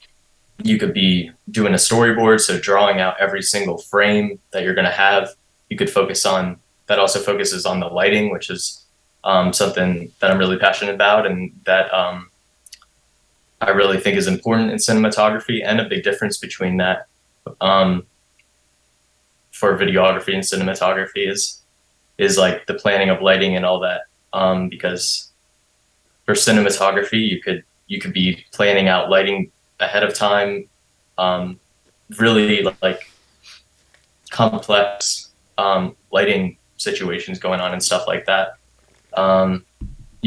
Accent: York, Pennsylvania, United States; moved away as an adult; also born or lived in Maryland; now in Philadelphia, United States; I grew up in York, PA, which is about like a suburb, hour and a half, 2 hours away from here to the west. Born in the east of Maryland.

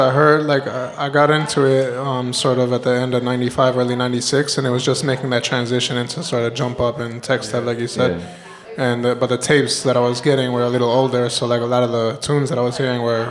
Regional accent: New York City, New York, United States; moved away as an adult; now in Barcelona, Spain; Yeah, born and raised in Brooklyn.

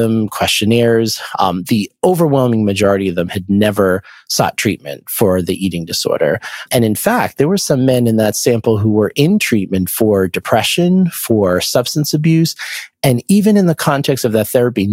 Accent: Boston, Massachusetts, United States; I'm from the Boston area

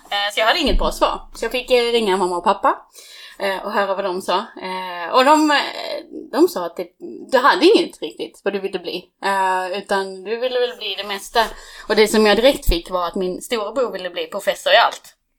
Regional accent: Skåne, Sweden; moved away as an adult; now in Stockholm, Sweden; jag är från Skåne, eh, mitt i Skåne

